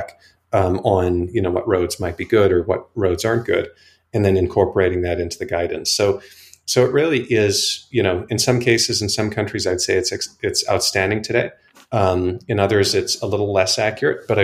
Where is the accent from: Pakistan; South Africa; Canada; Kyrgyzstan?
South Africa; Johannesburg, Gauteng; moved away as an adult; now in United States; I grew up in South Africa, as I think you may know, and Chris and I actually went to high school together in Johannesburg